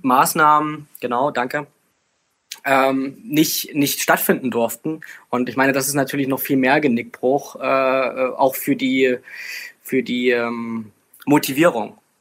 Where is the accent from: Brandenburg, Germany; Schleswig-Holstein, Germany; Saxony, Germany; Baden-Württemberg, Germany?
Saxony, Germany; Bautzen; ich bin ja äh, bekanntlich aus der Bautzner Region